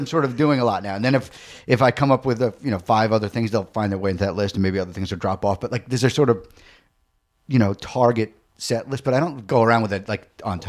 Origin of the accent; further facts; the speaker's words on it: Long Island, New York, United States; Long Island.